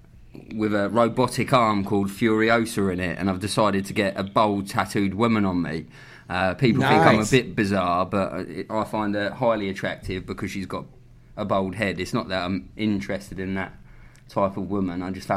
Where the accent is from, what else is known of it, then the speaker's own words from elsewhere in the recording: England, United Kingdom; accent: British; I'm English